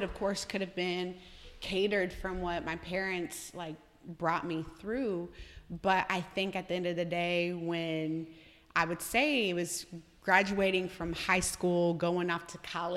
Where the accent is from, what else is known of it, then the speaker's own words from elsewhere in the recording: Noblesville, Indiana, United States; I grew up in Noblesville